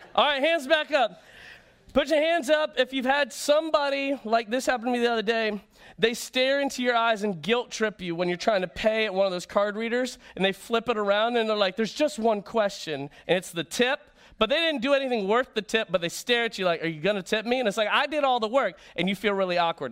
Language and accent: English; Florida, United States; moved away; I grew up in Florida